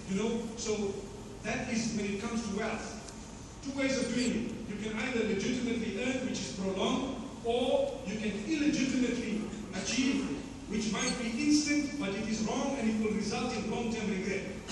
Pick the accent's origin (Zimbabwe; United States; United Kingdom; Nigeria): Zimbabwe; I come from Zimbabwe.